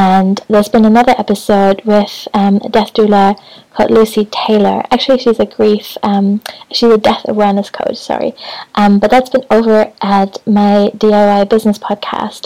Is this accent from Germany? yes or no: yes; Hamburg, Germany; also born or lived in Brighton; now in Scotland; Hamburg, which is my hometown